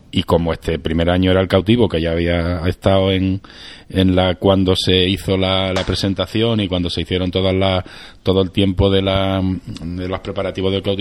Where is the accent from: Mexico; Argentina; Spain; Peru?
Spain; Villanueva del Arzobispo, Andalusia; now in Jaén, Spain; nosotros, tanto su madre como yo, somos de Villanueva